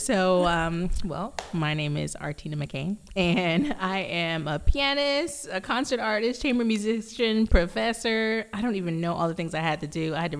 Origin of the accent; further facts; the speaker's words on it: Dallas, Texas, United States; moved away; also born or lived in Austin, Texas / Memphis; I'm from Dallas by way of Austin